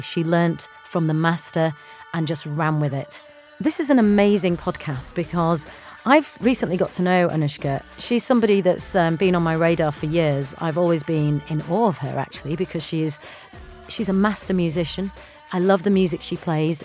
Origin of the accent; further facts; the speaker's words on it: Bradford, Yorkshire and the Humber, United Kingdom; growing up in uh, up north in Bradford in Yorkshire as an Indian girl